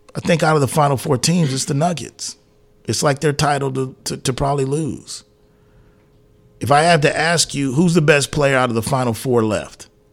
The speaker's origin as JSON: {"language": "English", "town": "San Antonio", "region": "Texas", "country": "United States", "tie": "born or raised there", "said": "born and raised in this city, lived here for I'm 46 years old"}